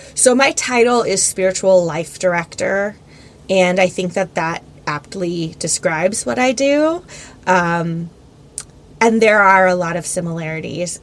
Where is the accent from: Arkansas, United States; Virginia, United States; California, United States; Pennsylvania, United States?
Pennsylvania, United States; Philadelphia; moved away as an adult; now in South Florida, United States; we're from Philly